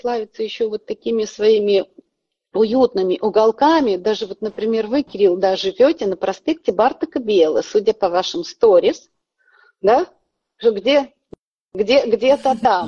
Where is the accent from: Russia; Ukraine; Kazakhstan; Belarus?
Kazakhstan; moved away as an adult; now in Budapest, Hungary; Я сама родом с Казахстана.